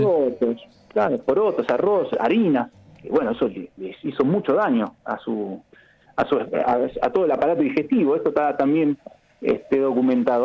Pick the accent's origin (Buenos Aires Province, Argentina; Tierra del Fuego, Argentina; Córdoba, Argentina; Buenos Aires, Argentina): Tierra del Fuego, Argentina